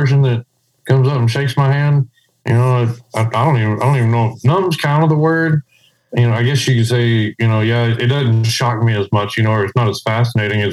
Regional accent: around Odessa, Midland, West Texas, United States; I grew up out in West Texas around Odessa, Midland

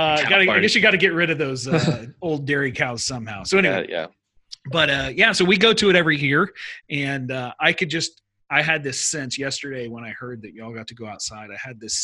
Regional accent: Houston, Texas, United States; moved away as an adult; also born or lived in Sweden; I grew up in Houston

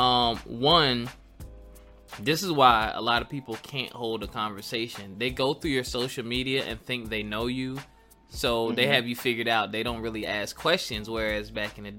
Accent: Philadelphia, Pennsylvania, United States; I was growing up in Philly around my adolescent dating time

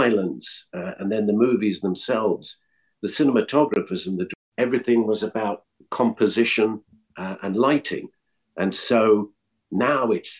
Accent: London, United Kingdom; moved away as an adult; also born or lived in Scotland; now in Los Angeles, United States; I was born in Scotland. We moved to London when I was 7

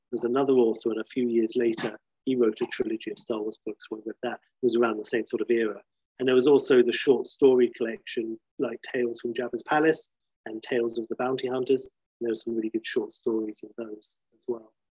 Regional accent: South Africa; I was born in 1980 in South Africa. So I grew up in a town that only had one cinema, didn't have a cinema, and only a drive

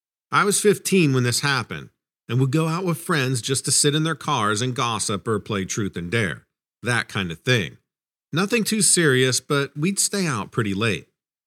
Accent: New England, United States; I grew up in New England, and as you're probably aware, there are plenty of legends up there.

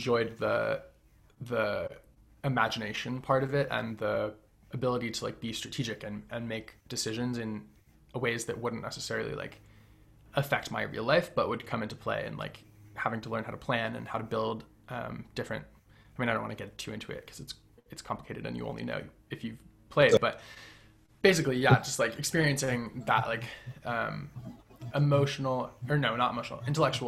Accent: Western Massachusetts, United States; I grew up in Western Massachusetts in a pretty small town in the middle of nowhere

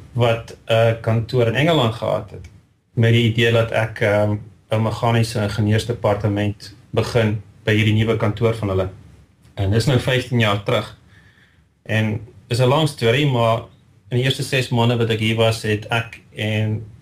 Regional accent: Riebeeckstad, Free State, South Africa; moved away as an adult; now in St Albans, United Kingdom; Ek het eh, te groot geword in die Vrystaat in Riebeekstad

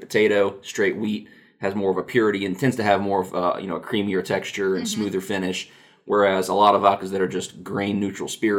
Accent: Nashville, Tennessee, United States; also born or lived in Gallatin, Tennessee; I'm born and raised in Nashville, one of the few actual local boys from Middle Tennessee.

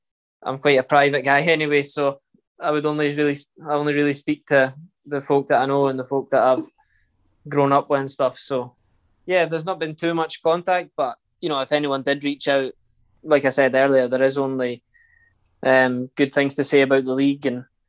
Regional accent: Scotland, United Kingdom; It's every Scottish player and every kid growing up in Scotland that likes football.

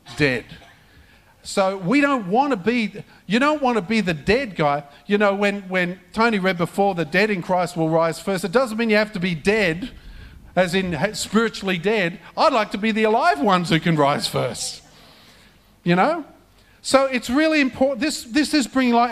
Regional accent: Australia; this is not the Australia that I grew up

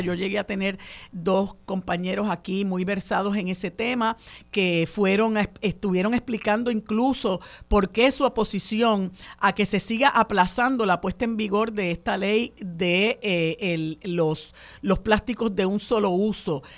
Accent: Puerto Rico

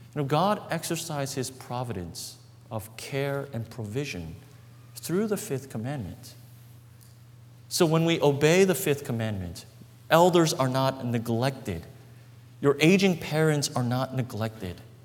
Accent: Brooklyn, New York, United States; the apartment that we grew up in in Brooklyn.

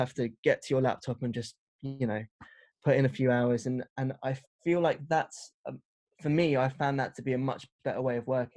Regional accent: London, United Kingdom; I grew up in West London

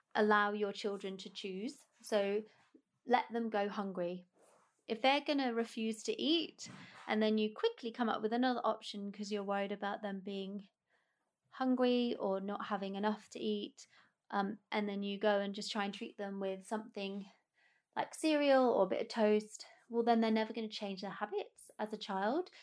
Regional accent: United Kingdom; being British

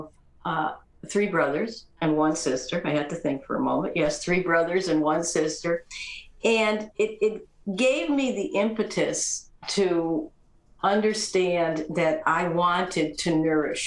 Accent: East Coast, United States; I grew up on the East Coast in a traditional family

